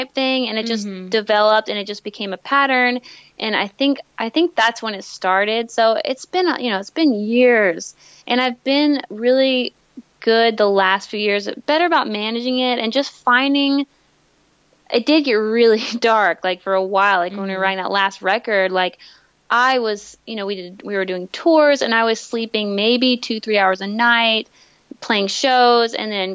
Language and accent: English; Tyler, Texas, United States; We grew up here in Tyler.